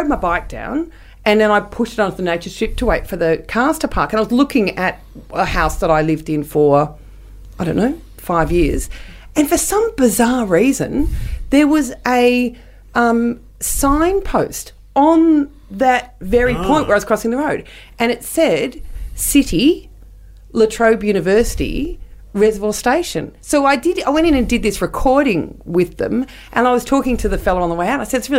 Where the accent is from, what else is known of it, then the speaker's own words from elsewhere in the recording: England, United Kingdom; We're English, so of course it's going to be hardback.